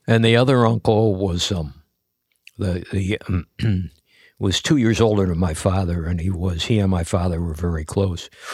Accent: United States; I'm an American.

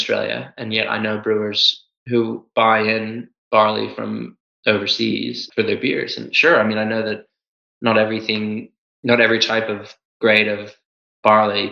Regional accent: United States; moved away; I come from the States

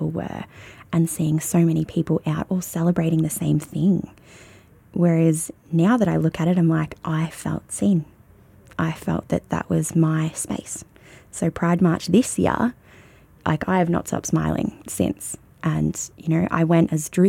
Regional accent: Shepparton, Victoria, Australia; I've never known anything other than Shepparton

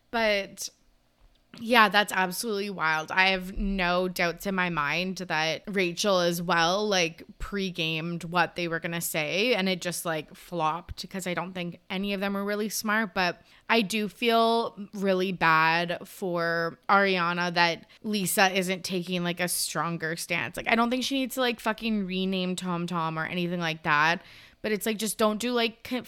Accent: Ireland; I'm Irish.

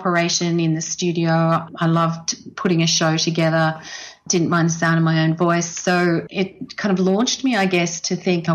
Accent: Canberra, Australian Capital Territory, Australia; moved away as an adult; I grew up in Canberra

